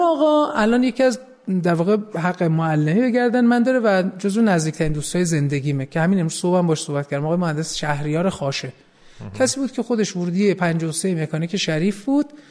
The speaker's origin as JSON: {"language": "Persian", "town": "Tehran", "region": "Tehran Province", "country": "Iran", "tie": "born or raised there", "said": "من متولد 14 اسفند 53 هستم توی خیابون جهانپناه تو 17 شهریور به دنیا آمدم"}